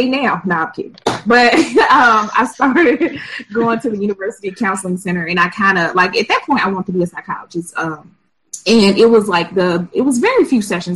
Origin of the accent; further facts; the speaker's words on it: Mississippi, United States; also born or lived in Memphis, Tennessee; I'm from the Magnolia State